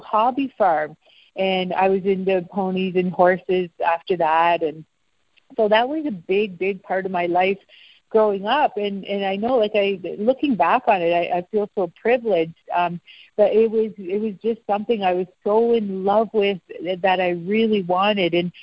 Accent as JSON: {"language": "English", "area": "Peel region", "region": "Ontario", "country": "Canada", "tie": "born or raised there", "also_born_or_lived": "Ottawa / London, Ontario", "said": "I was born in Ottawa, and then my family lived in London, Ontario for a few years. And then by the time I was in the Peel region. So living out in the country, kind of between Milton, Georgetown, Brampton"}